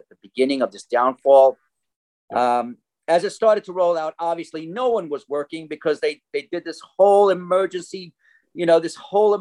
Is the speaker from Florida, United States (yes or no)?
no; New Jersey, United States; moved away as an adult; I come from New Jersey. I'm a musician, actor, composer, teacher, and you can hear the accent, right? Anyway, I came out here in 1990.